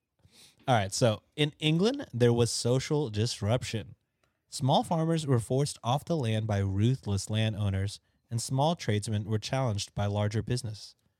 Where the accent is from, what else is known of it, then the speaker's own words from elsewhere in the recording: Philippines; Oh, we're Filipino, so it's only a matter of time for us.